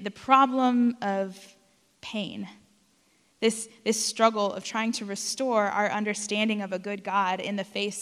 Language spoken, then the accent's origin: English; South Texas, United States; moved away; I grew up in South Texas